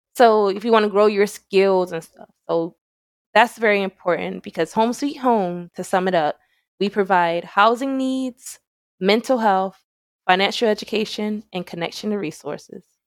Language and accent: English; Salisbury, Maryland, United States; moved away; also born or lived in Baltimore, Maryland / Georgia; I'm from Salisbury, Maryland. I was born in Salisbury, Maryland